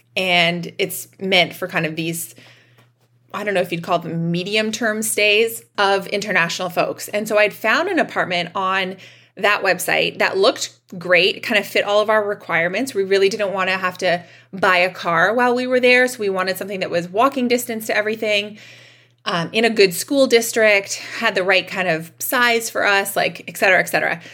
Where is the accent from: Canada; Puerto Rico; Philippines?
Canada; we're Canadian. We deal with cold winters every year